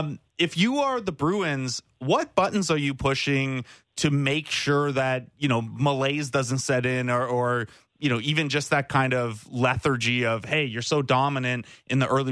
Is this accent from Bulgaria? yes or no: no; Canada; this is part of the weirdness of being a Canadian who chooses an NFL team randomly.